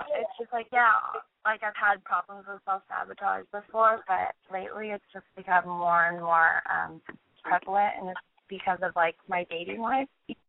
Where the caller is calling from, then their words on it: Los Angeles, California, United States; I'm 21, and I'm actually calling from Los Angeles.